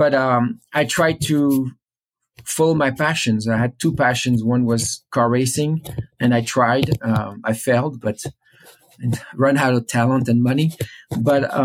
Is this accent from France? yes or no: yes; Paris, Île-de-France, France; I grew up in Paris.